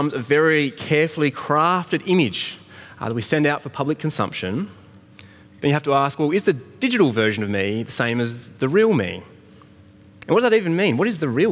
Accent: Australia; I'm an Australian-born, 6-foot-something man

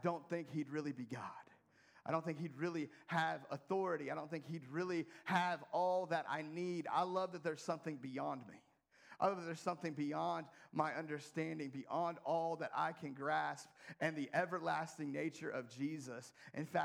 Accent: United States; being an American

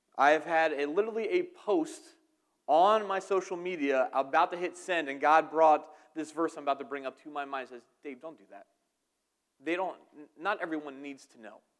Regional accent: outside of Philadelphia, New Jersey, United States; I'm from New Jersey, outside of Philadelphia

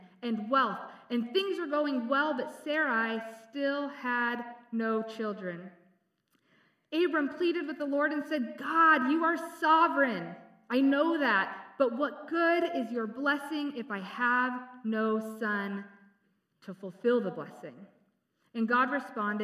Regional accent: San Diego, California, United States; I grew up in San Diego

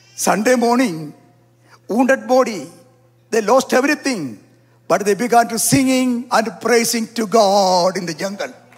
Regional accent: South India, India; I am from South India

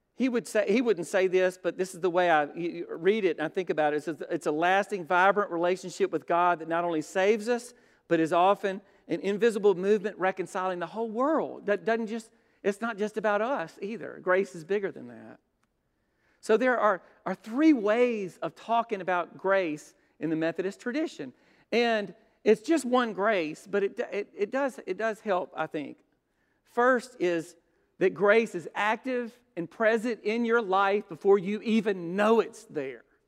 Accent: Brookhaven, Mississippi, United States; There was a big steeple church in Brookhaven

